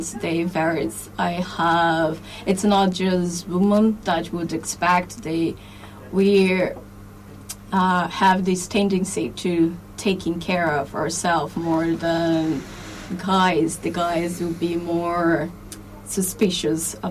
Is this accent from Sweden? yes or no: no; Brazil; English is a second language; moved away as an adult; now in Ireland; I am Brazilian